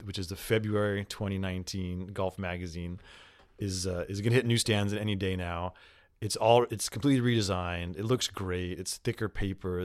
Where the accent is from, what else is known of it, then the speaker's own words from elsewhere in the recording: United States; as an American